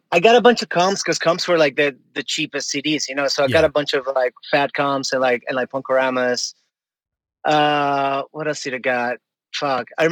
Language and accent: English; Caracas, Capital District, Venezuela; English is a second language; moved away as an adult; also born or lived in Miami, Florida, United States; now in New York, United States; I grew up in Caracas. Caracas is where I lived there. Yeah, 17 years.